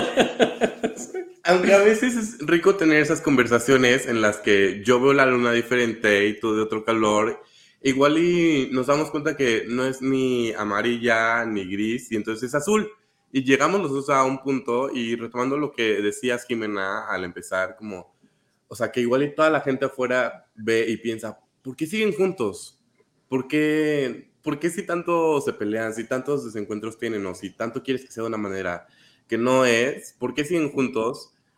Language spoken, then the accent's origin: Spanish; Querétaro, Mexico; moved away as an adult; now in Mexico City, Mexico; yo soy de provincia, les comparto. Y soy de Querétaro. Y cuando me mudé para acá, para Ciudad de México